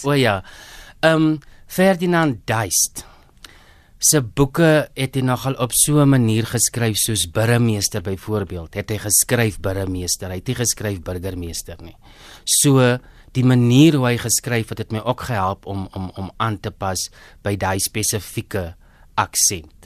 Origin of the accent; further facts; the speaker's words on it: Groblershoop, Northern Cape, South Africa; moved away as an adult; also born or lived in Upington / Pretoria; ek is 'n Noord-Kaper, hoor. Ek is gebore in Appington. Ek het grootgeword in Grablershoop